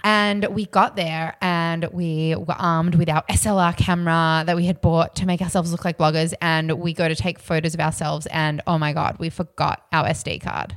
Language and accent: English; Australia; I'm Aussie